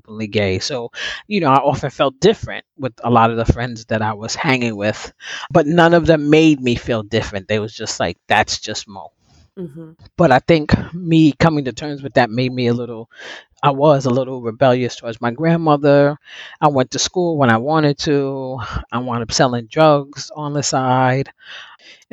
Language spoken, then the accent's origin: English; New York City, New York, United States; I was raised in the Bronx, the top end of the Bronx, uptown, on 229th Street